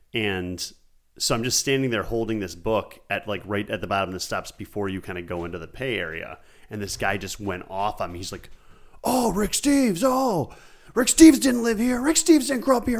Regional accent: Buffalo, New York, United States; I'm from Buffalo, like Andy

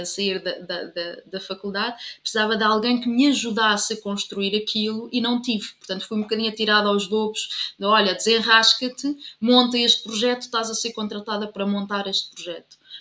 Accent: Covilhã, Centro, Portugal; moved away as an adult; also born or lived in Leiria; now in Lisbon, Portugal; eu sou da Covilhã e, portanto, tenho que dizer que sou da Covilhã

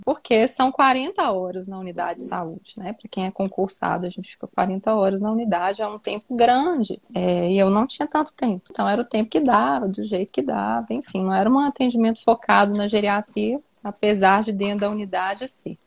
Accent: Minas Gerais, Brazil; Eu sou mineira.

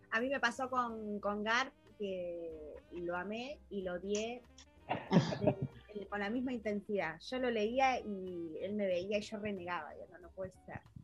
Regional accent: Pinamar, Buenos Aires Province, Argentina; nosotros somos de Pinamar, de, Buenos Aires, Argentina

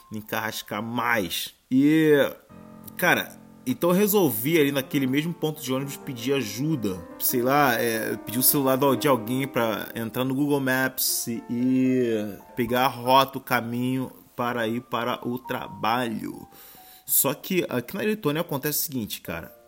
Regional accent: Rio de Janeiro, Brazil; E, pô, eu que sou carioca, isso é muito frio.

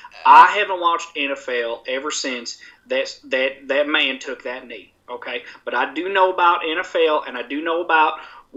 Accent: Mobile, Alabama, United States; I am a conservative. I'm from Mobile, Alabama.

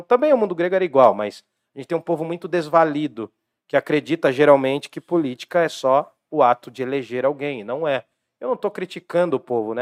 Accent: Jundiaí, São Paulo, Brazil; o lado esquecido de Jundiaí. Lá do lado do SECAP para lá, né? Que era o lado de onde eu vim também.

